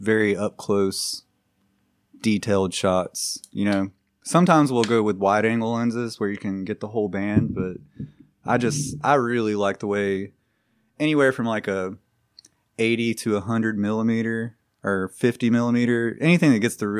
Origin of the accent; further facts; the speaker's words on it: Birmingham, Alabama, United States; We are from Birmingham